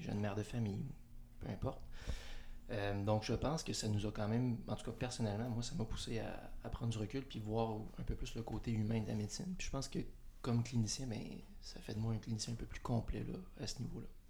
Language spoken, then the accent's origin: French; Montreal region, Quebec, Canada; moved away; moi, je viens de, la région de Montréal.